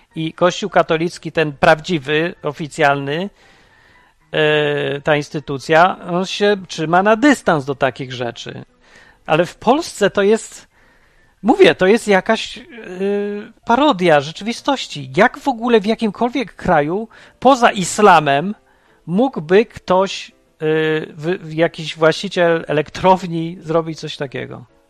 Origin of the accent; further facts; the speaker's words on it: Poland; pochodzę z kraju, w którym wszystkich popieprzyło